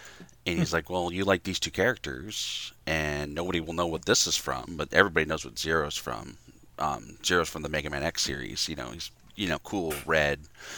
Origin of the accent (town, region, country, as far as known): Newport, Oregon, United States; born or raised there; also born or lived in Washington